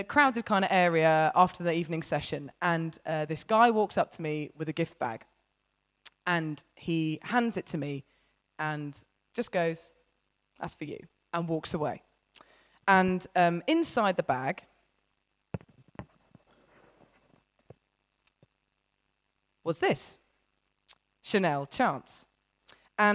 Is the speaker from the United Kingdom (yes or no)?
yes; United Kingdom; I'm British